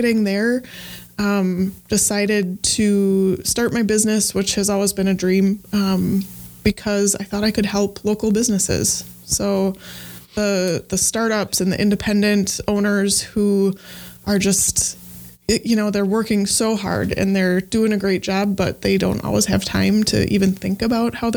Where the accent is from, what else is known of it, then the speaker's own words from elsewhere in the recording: Evansville, Wisconsin, United States; I grew up in a small town called Evansville here in Wisconsin. Grew up on a farm